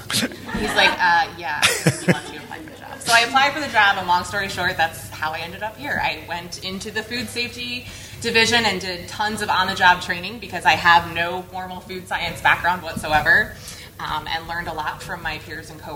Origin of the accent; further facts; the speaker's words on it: New York, United States; moved away as an adult; now in Atlanta, United States; I'm originally from New York. Now I live outside of Atlanta.